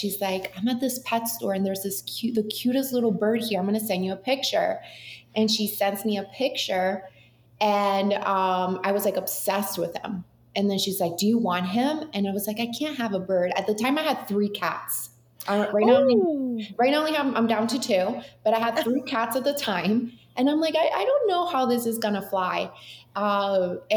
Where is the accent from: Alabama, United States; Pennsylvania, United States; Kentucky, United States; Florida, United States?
Florida, United States; Boca Raton; also born or lived in Mexico City, Mexico; now in Miami, United States; I'm from Mexico City originally, so I am like, I'm Latina, but I've been in South Florida since I was 9 years old, and I moved straight. We lived in Boca